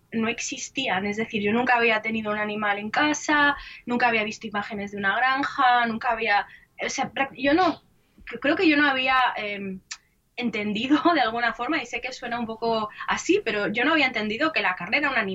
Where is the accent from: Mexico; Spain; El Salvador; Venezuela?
Spain; moved away; en el 2001, eh, me fui de España, me fui a vivir a Irlanda porque mi familia es de origen irlandés